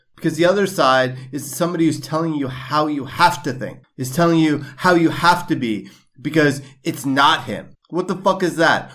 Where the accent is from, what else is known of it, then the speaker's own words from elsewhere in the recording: New York, United States; growing up in New York